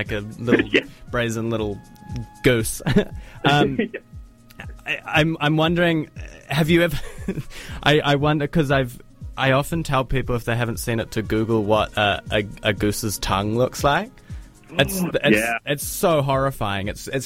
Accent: Auckland, New Zealand; now in Dunedin, New Zealand; I grew up in Tamaki Makaurau

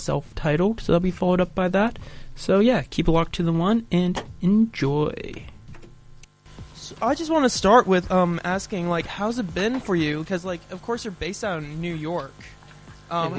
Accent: Vancouver, British Columbia, Canada; also born or lived in New Zealand; now in Dunedin, New Zealand; I'm from Canada originally

